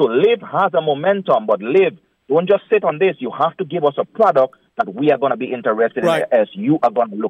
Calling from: New York City, New York, United States; I'm calling from Brooklyn, not West Palm.

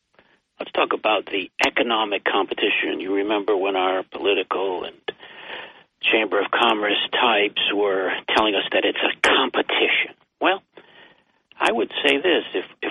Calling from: Binghamton, New York, United States; Well, it's … from Binghamton.

